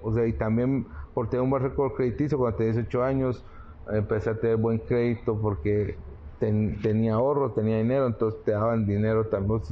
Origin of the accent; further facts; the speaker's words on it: Guatemala; los guatemaltecos, los chapines somos atrevidos